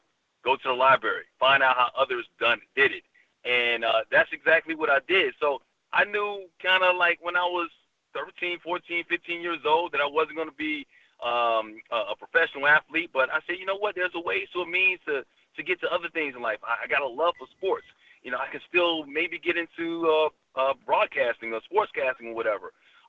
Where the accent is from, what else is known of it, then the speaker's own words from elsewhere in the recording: Bronx, New York, United States; born there; now in Alabama, United States; I was born in the Bronx, so I had one accent there. Then I moved to Alabama, and that accent started coming out.